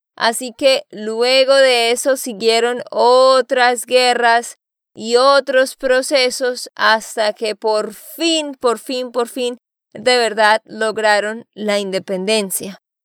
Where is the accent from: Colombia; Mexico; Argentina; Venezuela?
Colombia; Santander; de Santander, Colombia